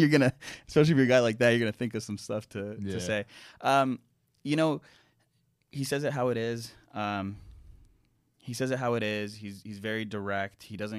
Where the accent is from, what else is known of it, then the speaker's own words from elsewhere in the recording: Canada; I'm Canadian. Yeah. And I've seen a lot of things happen in Canada that, you know, makes one not super proud of the country.